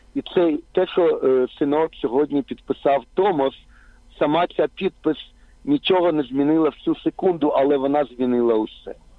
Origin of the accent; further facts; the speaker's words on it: Ukraine; я виріс на окупованій території, в окупованій Україні